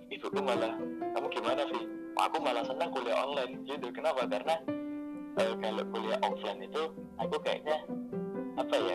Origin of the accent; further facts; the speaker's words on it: Banyuwangi, East Java, Indonesia; yang dari Banyuwangi itu aku dari Jawa Timur itu cuma tiga empat orang